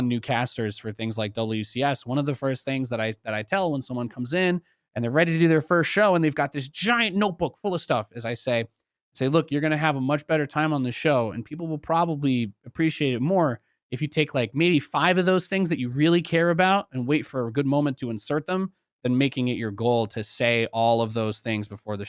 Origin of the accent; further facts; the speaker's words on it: New York City, New York, United States; born there; I was born in New York City. My mom's side of the family is from there.